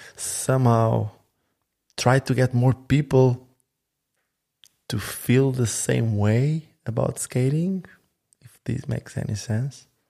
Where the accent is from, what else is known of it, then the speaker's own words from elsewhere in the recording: Sinj, Split-Dalmatia County, Croatia; my hometown called Sinj